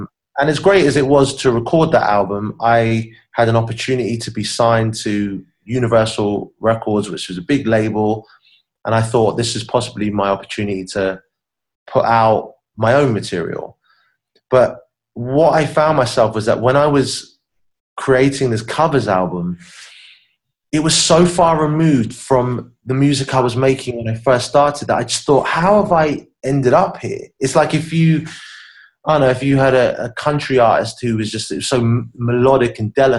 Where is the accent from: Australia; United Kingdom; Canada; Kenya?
United Kingdom; Southampton, South East England; moved away as an adult; also born or lived in Miami; when I was growing up in Southampton as a kid